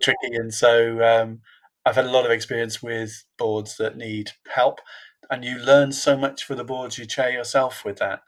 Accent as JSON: {"language": "English", "town": "Liverpool", "region": "North West England", "country": "United Kingdom", "tie": "born or raised there", "said": "I was born in a in a place called Toxteth in in Liverpool, which is not a natural place for board members to come from."}